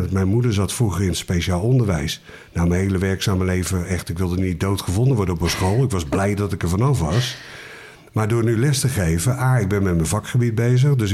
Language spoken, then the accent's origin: Dutch; Amersfoort, Utrecht, Netherlands; born there; Ja, ik ben geboren in Amersfoort. Eh, op de kwekerij van mijn opa. In een eh, mooi statig huis, kwekerij erachter.